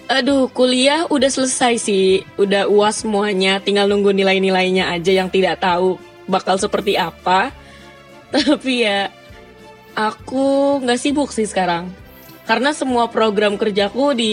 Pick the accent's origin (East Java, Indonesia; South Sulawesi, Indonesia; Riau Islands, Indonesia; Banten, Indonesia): Banten, Indonesia; Tangerang; Uh, asalku di Tangerang dan um, aku sekarang lagi kuliah semester menuju semester 7 sastra Jerman di Universitas Indonesia.